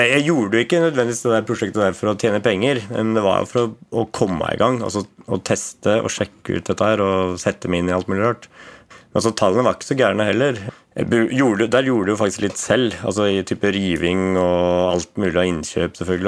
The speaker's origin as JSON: {"language": "Norwegian", "area": "Valdres", "region": "Innlandet", "country": "Norway", "tie": "born or raised there", "moved": "as an adult", "lives_now": "Asker, Norway", "said": "født og oppvokst i Valdres"}